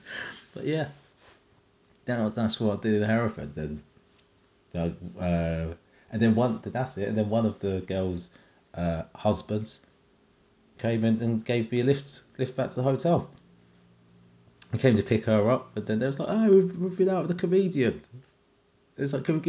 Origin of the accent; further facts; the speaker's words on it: Jamaica; as a Jamaican